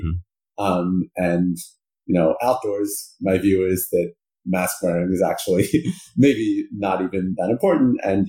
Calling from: New Haven, Connecticut, United States; I'm calling from New Haven, Connecticut, where I live.

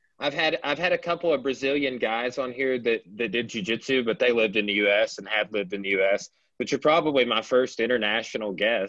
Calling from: Arkansas, United States; I'm contacting you from Arkansas. Right, like Southern United States, like we're you know kind of an obscure place to be.

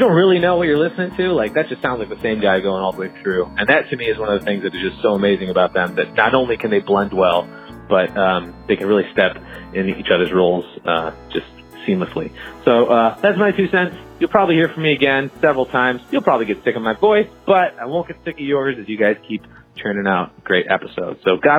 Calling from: Chicago, Illinois, United States; I'm calling from Chicago, Illinois.

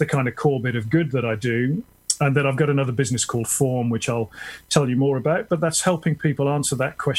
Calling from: a village near Tunbridge Wells, South East England, United Kingdom; So I'm calling in from the UK, a village near Tunbridge Wells, which is just outside of London.

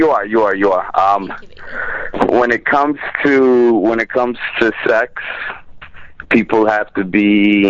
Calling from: New York, United States; I'm calling from New York.

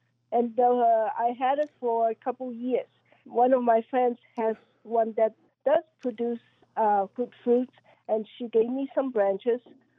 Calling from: Allentown, Pennsylvania, United States; I'm from Allentown, Pennsylvania.

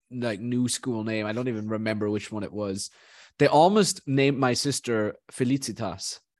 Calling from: Vancouver, British Columbia, Canada

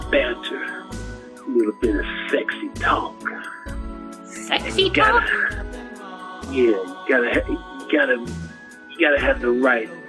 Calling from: San Jose, California, United States; I'm calling from Caleb 955, San Jose, California.

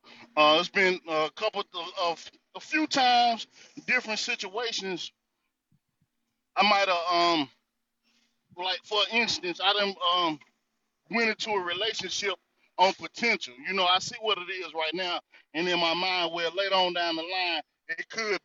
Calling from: North Carolina, United States; I'm coming from the North Carolina territory

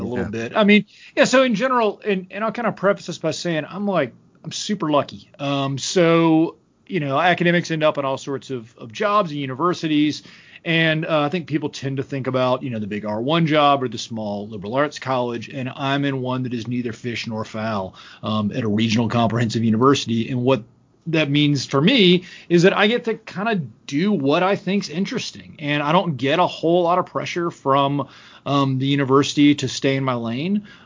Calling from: Cullowhee, North Carolina, United States; I'm talking from Cullowhee, North Carolina.

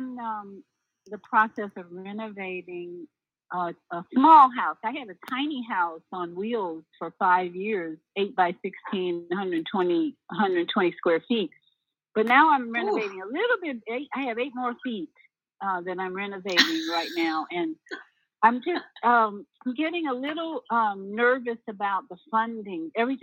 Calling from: Orlando, Florida, United States; in Orlando, Florida. A little chilly down here right now, but we're going to be warmer later on today.

